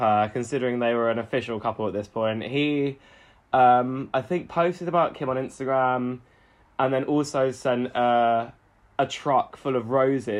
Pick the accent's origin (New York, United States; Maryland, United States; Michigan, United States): New York, United States; I know celebrities. I'm from New York. No, I came up, y'all.